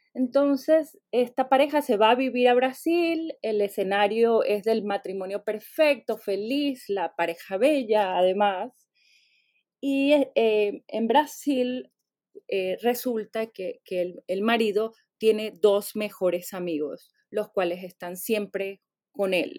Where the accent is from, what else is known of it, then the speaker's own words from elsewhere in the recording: Venezuela; now in United States; nací en Venezuela, puedo, podría añadir también, pero tengo muchos años viviendo en Estados Unidos